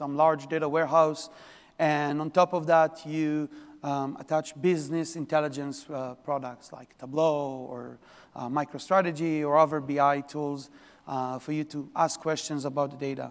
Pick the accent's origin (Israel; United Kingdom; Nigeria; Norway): Israel; now in New York, United States; I'm from New York. Originally, I'm from Israel. This is where the accent from.